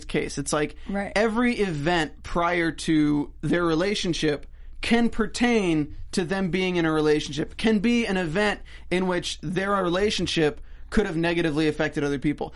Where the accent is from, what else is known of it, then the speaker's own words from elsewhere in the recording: Cary, North Carolina, United States; I'm from Cary, North Carolina.